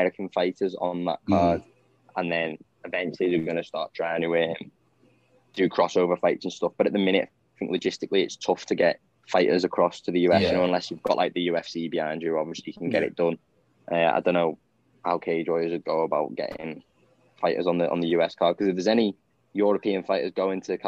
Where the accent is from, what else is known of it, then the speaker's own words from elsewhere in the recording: Southport, North West England, United Kingdom; I'm from Southport